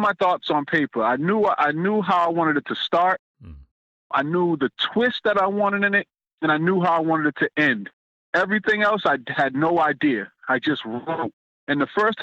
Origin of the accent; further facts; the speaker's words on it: Boston, Massachusetts, United States; I'm originally from Roxbury.